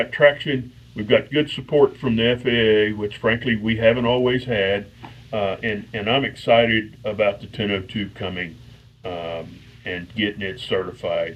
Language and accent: English; College Station, Texas, United States; I born and raised in College Station at Texas A&M.